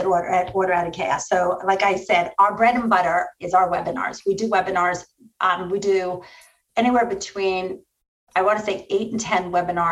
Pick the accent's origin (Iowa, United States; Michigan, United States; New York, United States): New York, United States; I'm from New York